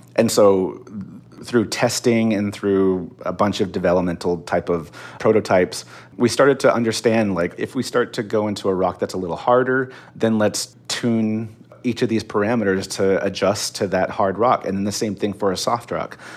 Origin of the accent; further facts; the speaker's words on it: Northern Arizona, United States; now in Pasadena, United States; Growing up in Northern Arizona, it looked exactly like Mars